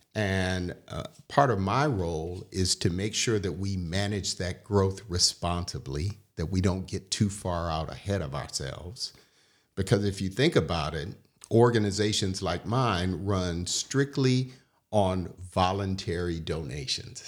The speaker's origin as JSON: {"language": "English", "town": "Detroit", "region": "Michigan", "country": "United States", "tie": "born or raised there", "moved": "yes", "said": "growing up in Detroit"}